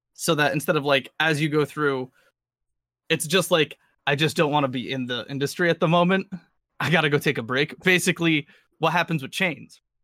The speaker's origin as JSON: {"language": "English", "region": "New England", "country": "United States"}